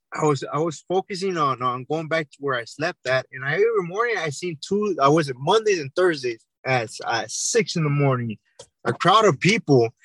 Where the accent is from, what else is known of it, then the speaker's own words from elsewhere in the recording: Santa Ana, California, United States; I grew up in Orange County, California, city of Santa Ana.